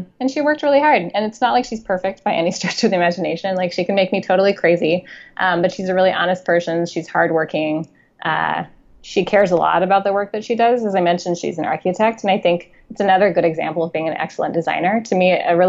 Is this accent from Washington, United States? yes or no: yes; Spokane, Washington, United States; moved away; I'm from Eastern Washington, a relatively small town called Spokane